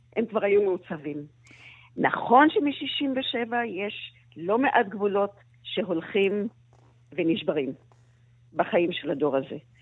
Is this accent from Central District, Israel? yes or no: no; Tel Aviv, Tel Aviv District, Israel; אני גדלתי על הים בתל אביב